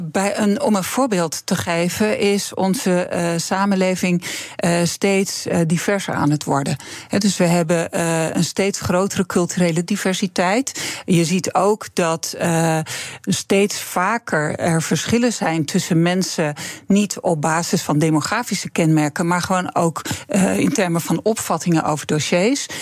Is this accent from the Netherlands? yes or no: yes; Friesland, Netherlands; moved away as an adult; also born or lived in Groningen; ik ben in Friesland opgegroeid